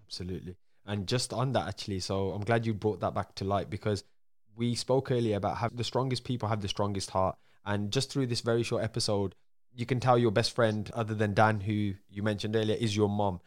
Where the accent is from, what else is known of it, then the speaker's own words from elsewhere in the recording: Birmingham, West Midlands, United Kingdom; accent: Birmingham; my accent, because a lot of people in the U K, we have a, we don't have the nicest accent in Birmingham